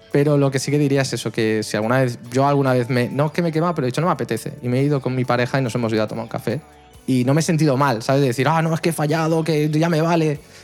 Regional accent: El Prat de Llobregat, Catalonia, Spain; aquí en el Prat de Llobregat, en mi pueblo

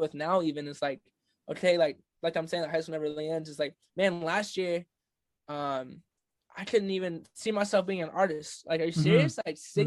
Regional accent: Midland, Michigan, United States; I'm from Michigan, and when I'm from Michigan, there's not a whole lot of music culture.

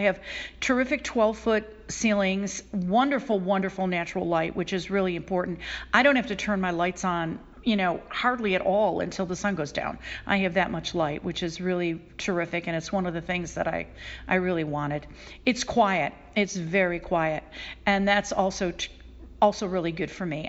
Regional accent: Buffalo, New York, United States; moved away as an adult; I moved back to Buffalo, New York, my hometown.

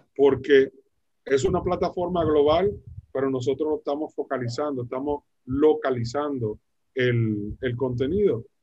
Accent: Dominican Republic; en Dominicana, en mi país

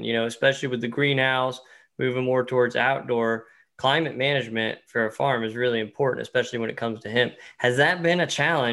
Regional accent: East Tennessee, United States; I'm from East Tennessee

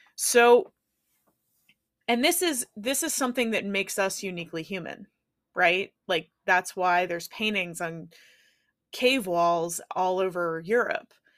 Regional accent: Pittsburgh, Pennsylvania, United States; my hometown, Pittsburgh

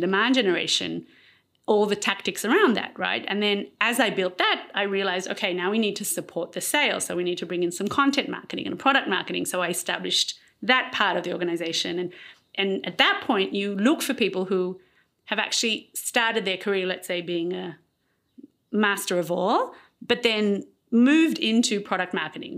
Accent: Israel; also born or lived in Australia; I married Aliyah when I was eight, and I grew up in Israel.

